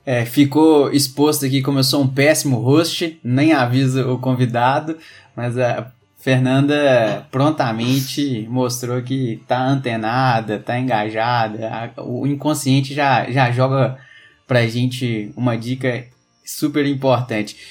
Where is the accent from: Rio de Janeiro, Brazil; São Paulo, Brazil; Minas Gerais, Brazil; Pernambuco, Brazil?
Minas Gerais, Brazil; Eu sou mineiro